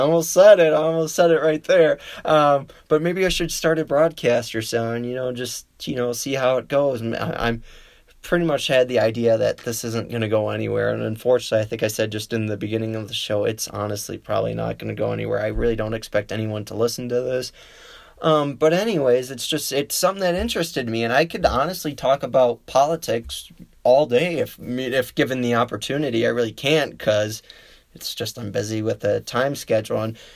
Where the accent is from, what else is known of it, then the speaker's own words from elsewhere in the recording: Illinois, United States; And the other state I would love to see, because it is my home state, neighboring state, would be Illinois.